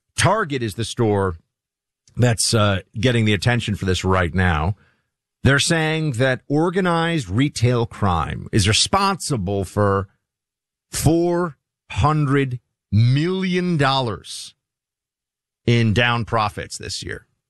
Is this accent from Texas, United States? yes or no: no; New York City, New York, United States; New Yorkers that I grew up with in Manhattan and the western part of Brooklyn